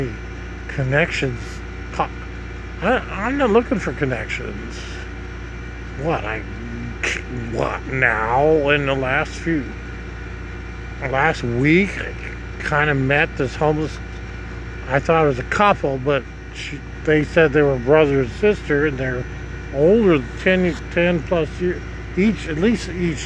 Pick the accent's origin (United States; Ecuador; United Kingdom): United States; Nebraska; now in Florida, United States; Nebraska, my home state, Nebraska